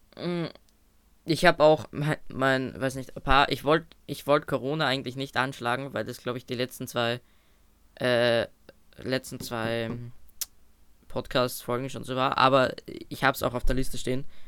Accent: Austria; bei uns in Österreich

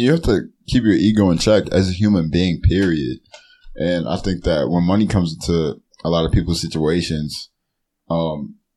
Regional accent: Cleveland, Ohio, United States; I love Cleveland

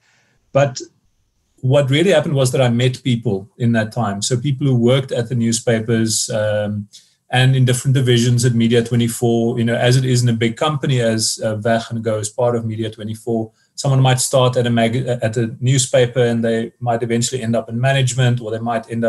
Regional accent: Somerset East, Eastern Cape, South Africa; moved away as an adult; also born or lived in Cradock / Grahamstown; I'm from the Eastern Cape originally. I was born in Craddock, went to school in neighboring Somerset East for most of the time.

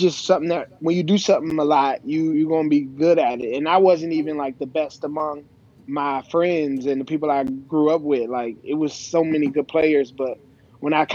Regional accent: Prince George's County, Maryland, United States; I'm a guy from Prince George's County, Maryland.

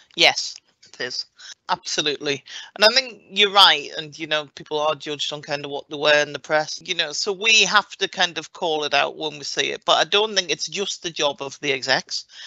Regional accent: Morpeth, North East England, United Kingdom; moved away; I grew up in Morpeth in Northumberland

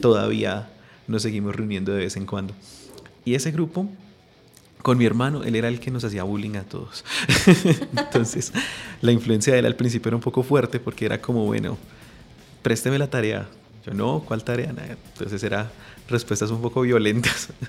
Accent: Bogotá, Colombia; nací aquí en Bogotá

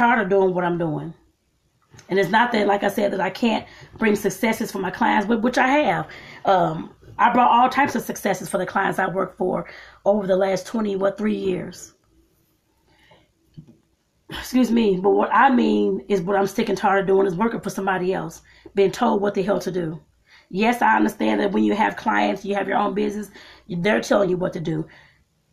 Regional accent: United States; starting here in my home country

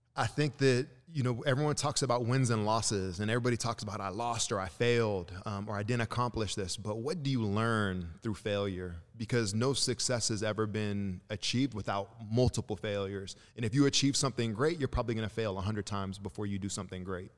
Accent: Santa Cruz, California, United States; also born or lived in Chicago, Illinois / Lagos, Nigeria; I grew up in Santa Cruz, California

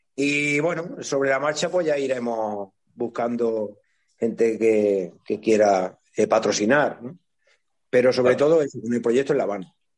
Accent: Iznájar, Andalusia, Spain; mi pueblo

